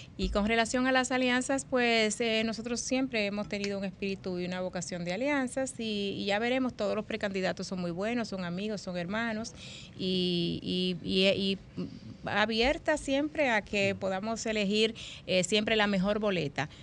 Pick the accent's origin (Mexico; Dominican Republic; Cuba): Dominican Republic; muy creativos que somos los dominicanos